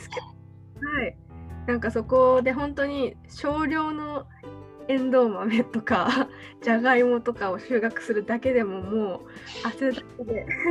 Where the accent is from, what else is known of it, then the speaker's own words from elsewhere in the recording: Tokyo, Japan; 私東京生まれ東京育ちで